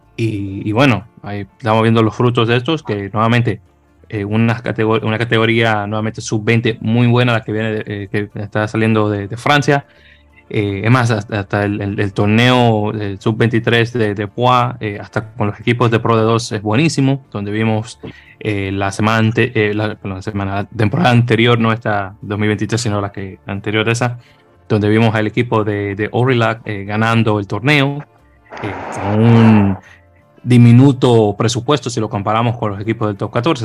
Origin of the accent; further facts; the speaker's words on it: Dominican Republic; siendo dominicanos